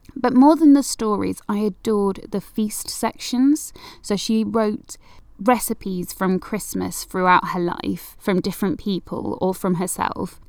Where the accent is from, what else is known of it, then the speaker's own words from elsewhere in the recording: Manchester, North West England, United Kingdom; I'm from Manchester